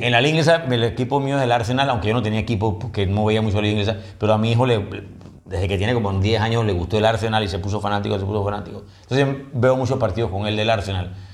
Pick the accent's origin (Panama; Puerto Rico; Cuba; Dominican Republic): Panama; somos de Panamá